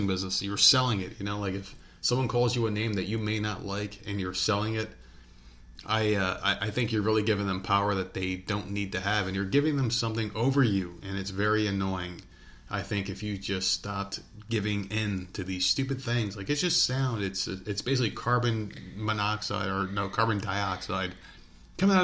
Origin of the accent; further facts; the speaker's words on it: the North, United States; moved away; We're people from the North